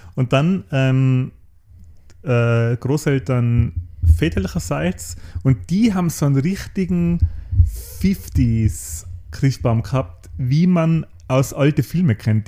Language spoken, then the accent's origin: German; Außerfern, Tyrol, Austria; im Austerfahren, wo ich herkomme